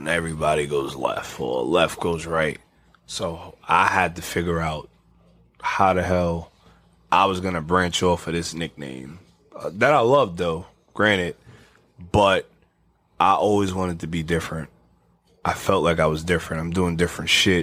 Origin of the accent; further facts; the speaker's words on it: New York City, New York, United States; I'm from the Bronx.